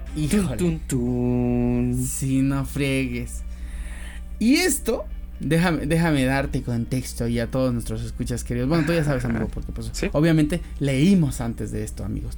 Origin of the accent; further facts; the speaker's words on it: Mexico; soy mexicano, pero además porque siento que los mexicanos tenemos muy arraigado eso de la familia